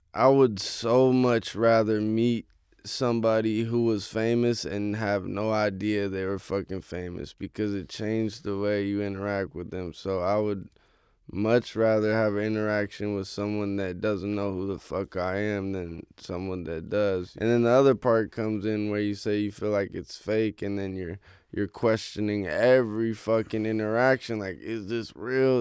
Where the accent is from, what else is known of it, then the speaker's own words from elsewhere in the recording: Oakland, California, United States; moved away as an adult; now in Los Angeles, United States; Oakland. So I grew up right next to Lake Merritt